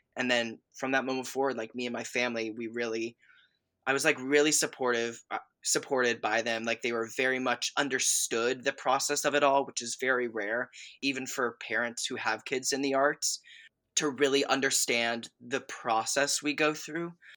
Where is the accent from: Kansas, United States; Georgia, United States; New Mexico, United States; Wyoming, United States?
Georgia, United States; north of Atlanta; also born or lived in Chicago / Boston; I basically grew up in, uh, just like thirty minutes north of Atlanta, uh, uh, Georgia